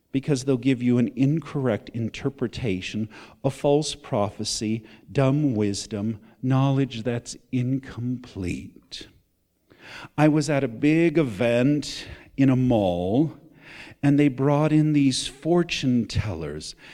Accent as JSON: {"language": "English", "country": "United States", "said": "I'm still an American."}